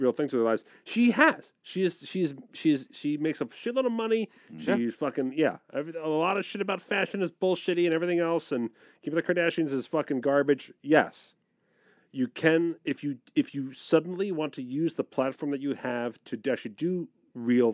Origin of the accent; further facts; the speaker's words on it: Jersey Shore, New Jersey, United States; I grew up on the Jersey Shore